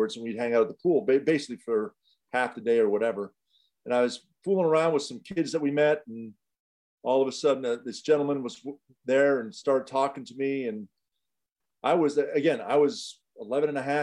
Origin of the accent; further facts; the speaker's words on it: Montreal, Quebec, Canada; I grew up in Montreal, Canada